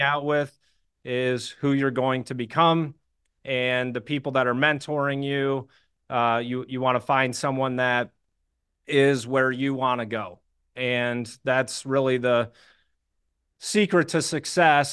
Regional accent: Birmingham, Michigan, United States; I grew up in Birmingham, Michigan, which is a suburb of Detroit

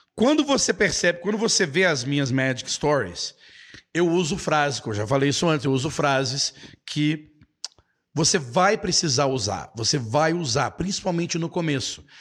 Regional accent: Belo Horizonte, Minas Gerais, Brazil; now in Nova Lima, Brazil; eu sou brasileiro, mineiro, nascido em Belo Horizonte

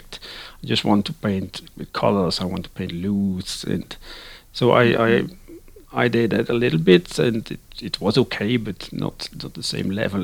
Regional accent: Netherlands; English is a second language; moved away as an adult; now in Sweden; I'm living in Sweden, but actually I'm born and raised in the Netherlands, and I've lived my first 36 years

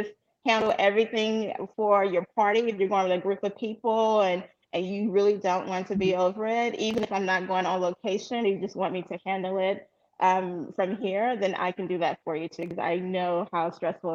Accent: Beaumont, Texas, United States; moved away as an adult; also born or lived in Chicago; originally I'm from Beaumont, Texas, of course, born and raised. And then around 25, I left Beaumont to go to Chicago

